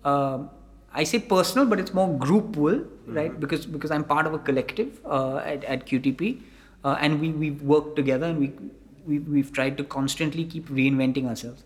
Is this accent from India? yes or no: yes; Mumbai, Maharashtra, India; I come from Bombay